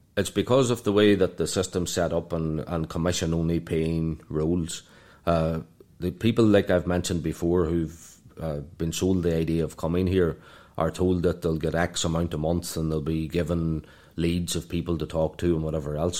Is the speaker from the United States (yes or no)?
no; Ireland; moved away as an adult; also born or lived in London; now in Dubai, United Arab Emirates; from Ireland